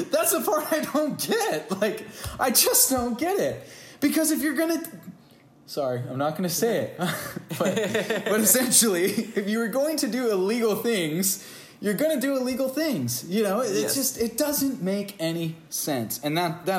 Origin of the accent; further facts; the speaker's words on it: United States; also born or lived in California; I'm an American